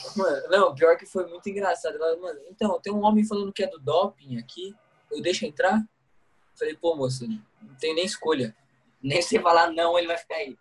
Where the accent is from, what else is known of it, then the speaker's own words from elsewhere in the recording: Brazil; eu sou de Guará